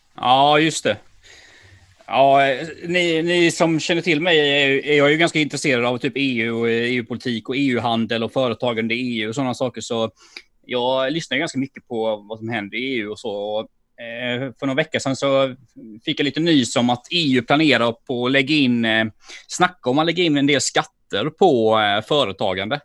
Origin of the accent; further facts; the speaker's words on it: Sweden; jag som ekonom och som svensk och som företagare